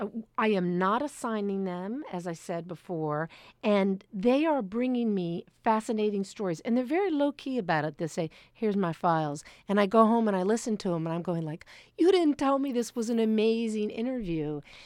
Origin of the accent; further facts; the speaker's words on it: Washington, District of Columbia, United States; I grew up in Washington, D.C. in Adams Morgan.